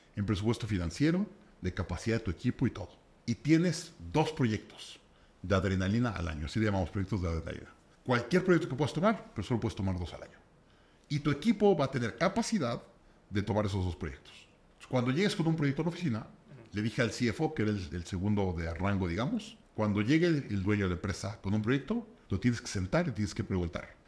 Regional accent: Mexico; soy de México

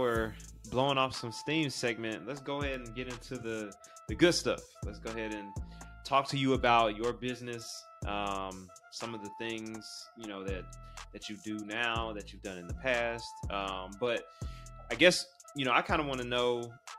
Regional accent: Atlanta, Georgia, United States; I grew up in Atlanta

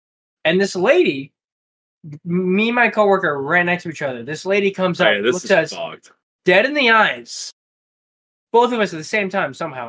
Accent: Ireland; I'm Irish.

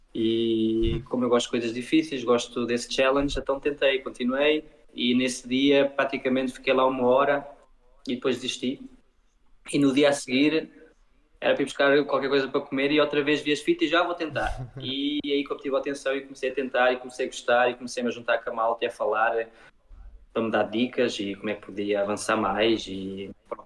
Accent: Luxembourg; also born or lived in Portugal; sou português e uh, vivo no Luxemburgo, nasci aqui e fiz a minha vida aqui

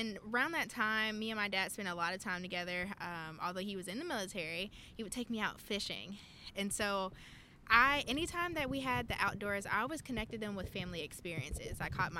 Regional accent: Lithonia, Georgia, United States; now in Kansas, United States; I'm a Farm Bill Wildlife Biologist out of Kansas, but I am from Lithonia, Georgia.

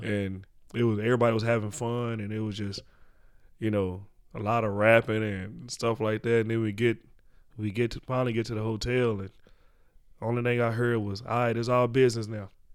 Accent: Dallas, Texas, United States; born or raised there

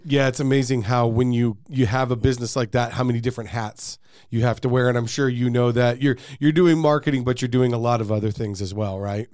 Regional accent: Arizona, United States; I was born and raised in Arizona

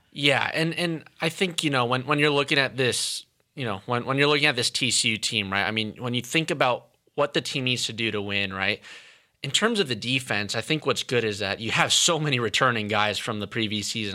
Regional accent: San Francisco, California, United States; now in Fort Worth, United States; I'm originally from the Bay Area up north, um, and so I lived on the San Francisco side of things

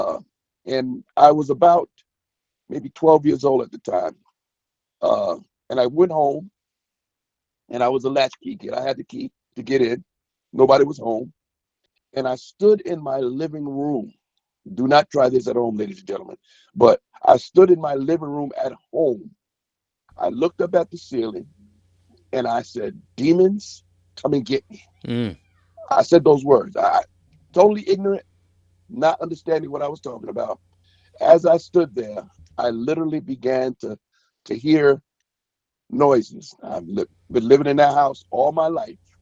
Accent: New York City, New York, United States; I'm from Brooklyn, New York. Been a Brooklyn native, been living there all my life. Grew up in the projects

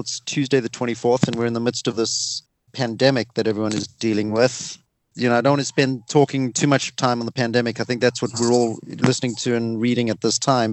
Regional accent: South Africa; accent: South African; It's my South African accent

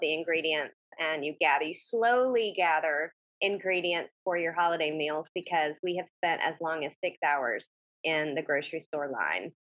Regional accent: the South, United States; moved away; I'm from the South

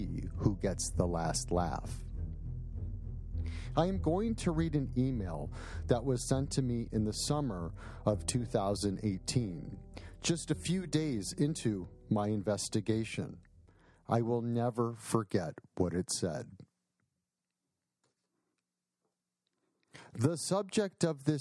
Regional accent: Buffalo Grove, Illinois, United States; I was born and raised in Buffalo Grove, Illinois, in a modest house on a modest street where your neighbors were your friends.

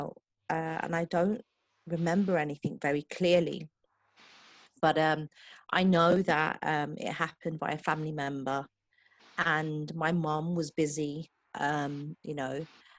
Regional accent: England, United Kingdom; I'm originally from England

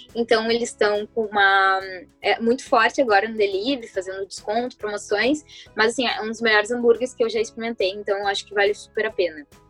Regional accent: Porto Alegre, Rio Grande do Sul, Brazil; eu sou da Zona Sul

